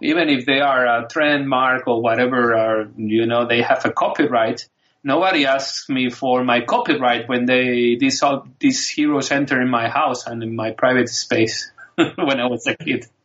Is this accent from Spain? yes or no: yes; Spain; English is a second language; I grew up in Spain